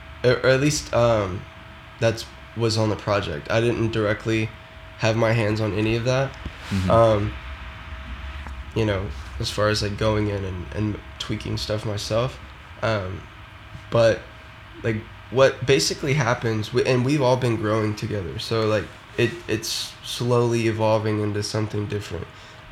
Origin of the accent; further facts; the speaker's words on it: the South, United States; growing up, just because I am from the South, so Florida and, you know, Louisiana and all of that stuff